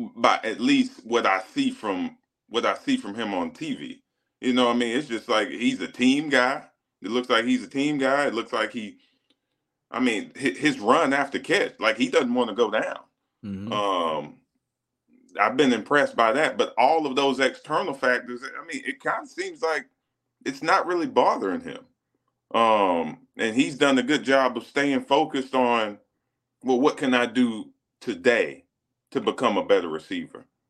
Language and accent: English; South Carolina, United States; moved away as an adult; when you're 16 years old, growing up in a small town in South Carolina